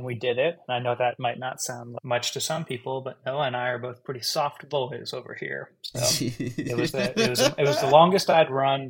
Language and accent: English; New York City, New York, United States; Park Slope, like three blocks from where I grew up.